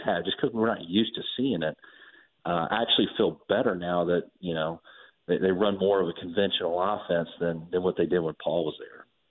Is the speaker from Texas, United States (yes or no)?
no; Georgia, United States; having grown up in the state